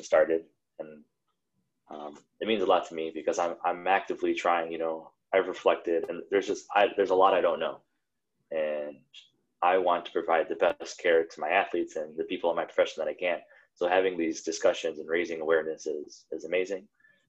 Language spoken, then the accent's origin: English; Indiana, United States; I'm from Indiana